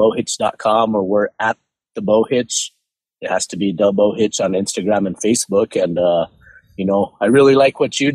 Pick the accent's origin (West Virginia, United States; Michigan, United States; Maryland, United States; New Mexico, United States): New Mexico, United States; Albuquerque; born and raised in Albuquerque, New Mexico